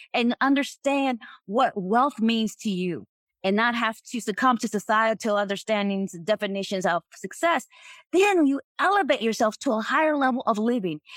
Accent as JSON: {"language": "English", "region": "North Carolina", "country": "United States", "tie": "born or raised there", "said": "I was raised in North Carolina"}